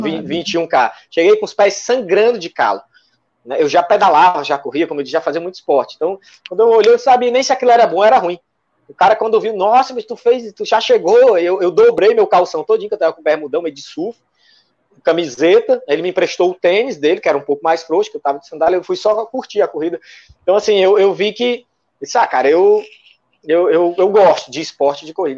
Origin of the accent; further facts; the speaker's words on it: Fortaleza, Ceará, Brazil; Eu sou um cara que, que nasci e me criei na periferia aqui, em Fortaleza.